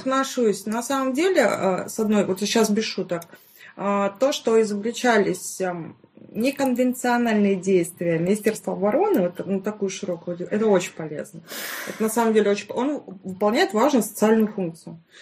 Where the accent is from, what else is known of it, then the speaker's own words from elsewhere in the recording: Stavropol, Stavropol Krai, Russia; Я вообще из Ставропольского края, город Ставрополь